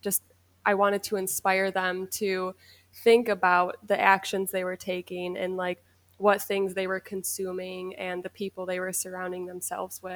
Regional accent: Rochester, New York, United States; moved away as an adult; also born or lived in Maui, Hawaii; I was born and raised in Rochester, New York

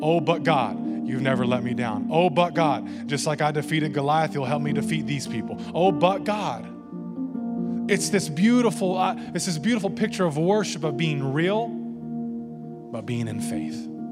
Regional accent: the Bible Belt, United States; growing up in the Bible Belt

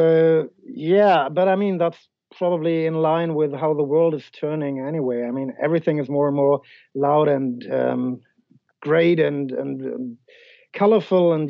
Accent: Germany; we're from Germany

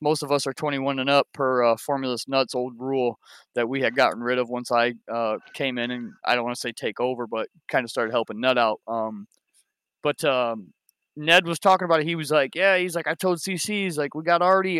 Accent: Ohio, United States; I'm from Ohio myself

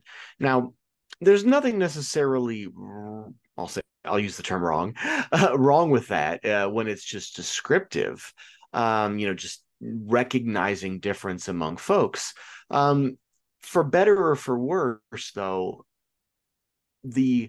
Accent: Illinois, United States; I'm from Illinois

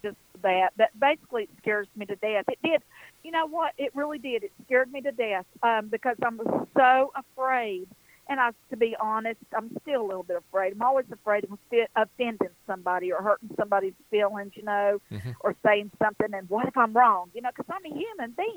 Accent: Western North Carolina, United States; I'm an Appalachian girl. It's exactly what I am, right here in the foothills

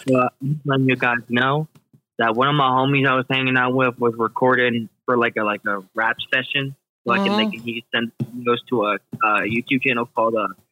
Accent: Hilliard, Ohio, United States; I'm from Hilliard.

